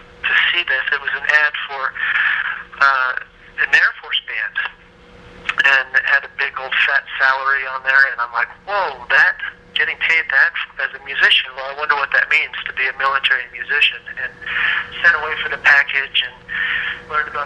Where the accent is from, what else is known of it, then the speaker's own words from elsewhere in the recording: Oregon, United States; moved away as an adult; also born or lived in Wayne, New Jersey / New York City; now in Colorado Springs, United States; growing up in Oregon, which actually is a very rich place musically